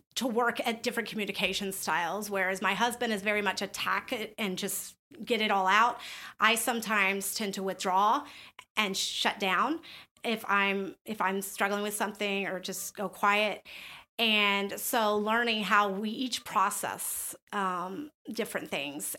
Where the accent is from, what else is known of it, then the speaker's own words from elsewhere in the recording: the South, United States; I grew up in the South